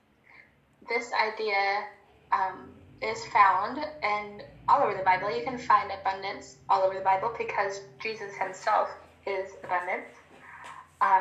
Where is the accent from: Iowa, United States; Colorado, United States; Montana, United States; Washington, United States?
Montana, United States; accent: American; I have an American accent. I am from Montana